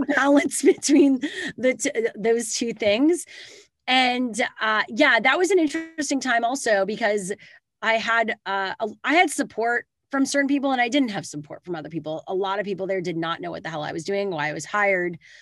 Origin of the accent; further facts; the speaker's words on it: Canada; now in California, United States; I live in California now, but I am Canadian.